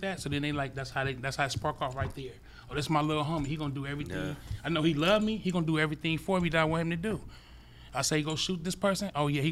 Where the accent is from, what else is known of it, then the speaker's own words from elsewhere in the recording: Los Angeles, California, United States; I grew up in South Central LA on the East Side in the Low Bottoms.